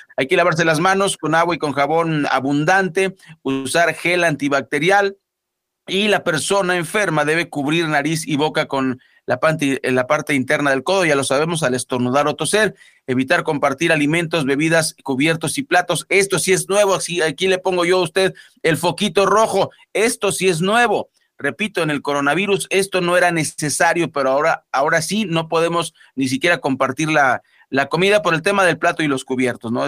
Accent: Mexico; como somos los mexicanos

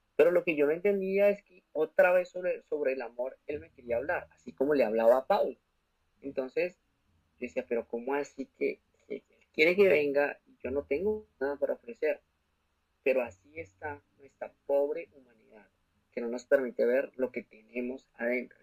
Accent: Bogotá, Colombia; now in Orlando, United States; soy de la ciudad de Bogotá, Colombia, y eh, resido en estos momentos en Orlando, Florida

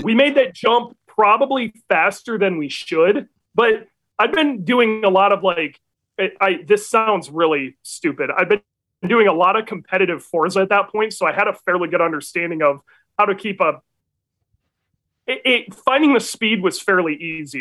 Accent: Muskegon, Michigan, United States; moved away; also born or lived in North Carolina; I grew up in Michigan. I'm from Michigan. I'm from the Muskegon area

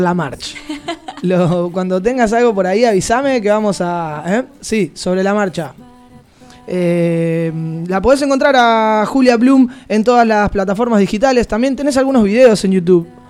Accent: Argentina; now in Barcelona, Spain; somos argentinos

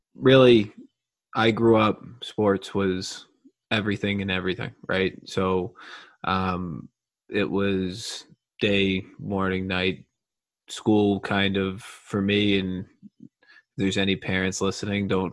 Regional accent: Long Island, New York, United States; I grew up in Long Island, New York

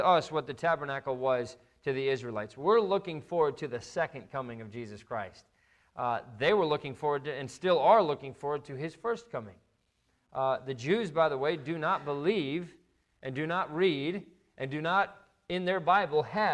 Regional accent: just outside of Notre Dame, Indiana, United States; we grew up just outside of Notre Dame

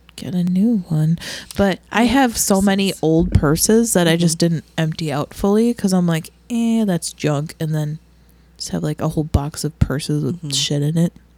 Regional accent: Milwaukee, Wisconsin, United States; we're from Milwaukee

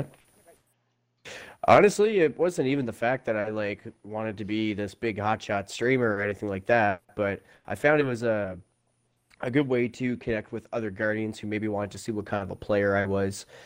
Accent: Prince Edward Island, Canada; I come from Canada in a province, not a state, called Prince Edward Island uh, on the East Coast

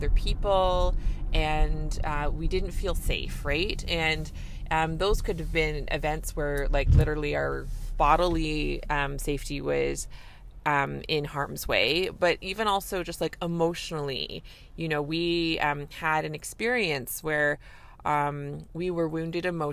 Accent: Canada; I'm a Canadian family physician

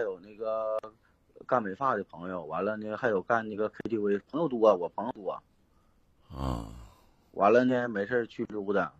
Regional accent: Northeast China, China; moved away; 今年是，虚岁是二十九了，我啊也是东北的，现在在外边儿

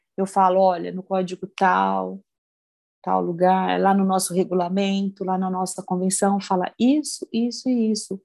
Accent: Campinas, São Paulo, Brazil; Eu sou de Campinas

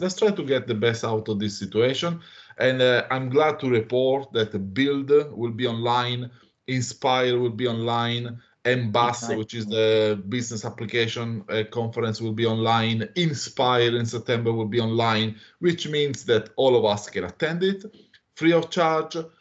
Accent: Italy; moved away as an adult; now in Australia; I'm originally from Italy. I moved to Australia in uh, 2013

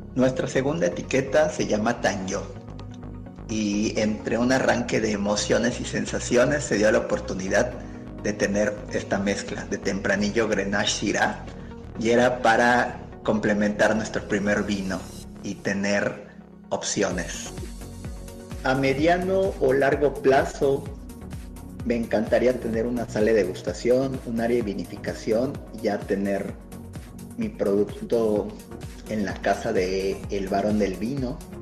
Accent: Yucatán, Mexico; moved away as an adult; also born or lived in Mérida; now in Valle de Guadalupe, Mexico; fundador del proyecto Barón del Vino, de origen yucateco y actualmente radicando en Valle Guadalupe

